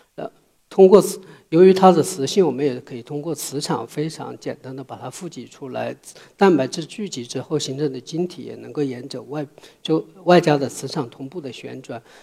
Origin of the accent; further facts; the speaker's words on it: southern China, China; moved away as an adult; now in Beijing, China; 我小时候是在中国南方的一个小山村里长大